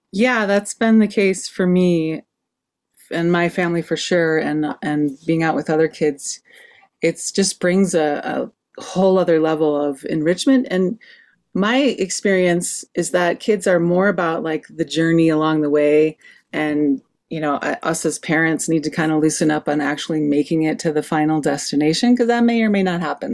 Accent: Wisconsin, United States; now in Santa Fe, United States; I grew up in Wisconsin with a family that loved

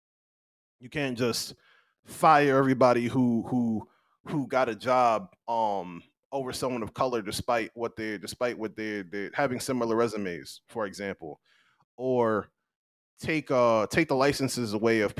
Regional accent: United States; moved away; where I'm from that represent me as an American

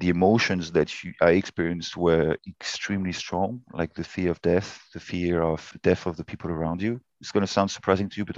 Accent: France; Born and raised in France, but my mother is English

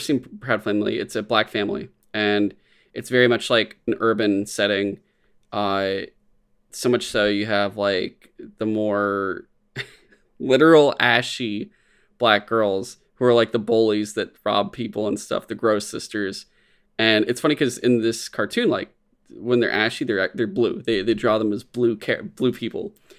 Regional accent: San Francisco, California, United States; growing up in San Francisco, growing up, like, in the Bay Area

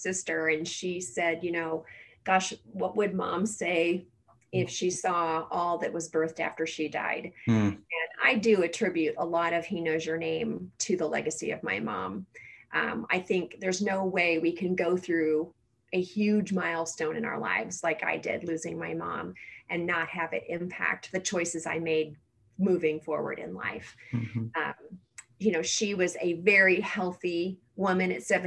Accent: Chicago, Illinois, United States; moved away as an adult; now in Indianapolis, United States; I'm from the Chicago area, and my husband and I were high school sweethearts

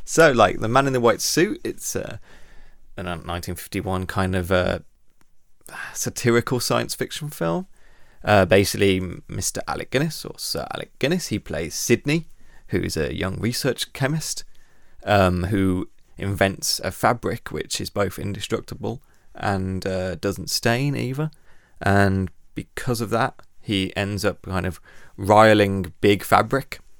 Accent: United Kingdom; we are British

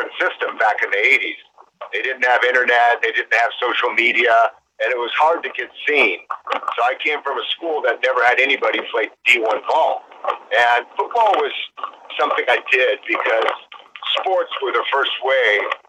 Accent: Minnesota, United States; I grew up in Minnesota. I lived with my aunt, my uncle

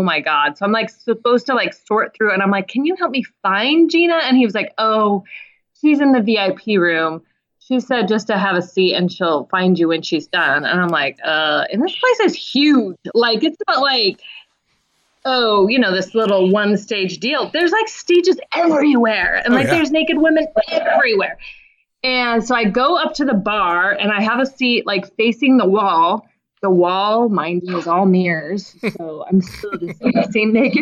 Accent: Alaska, United States; I'm from Alaska

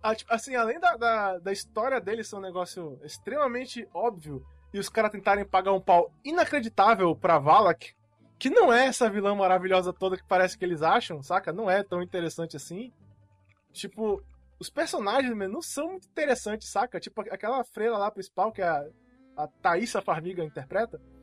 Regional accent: Formiga, Minas Gerais, Brazil; moved away; quando eu era moleque, eu morava em Minas Gerais, estava uma cidadezinha lá do interior chamada Formiga.

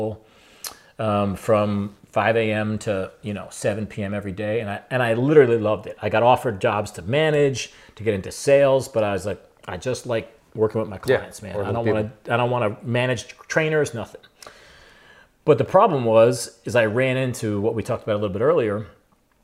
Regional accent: New Jersey, United States; moved away as an adult; now in Maine, United States; I grew up in New Jersey

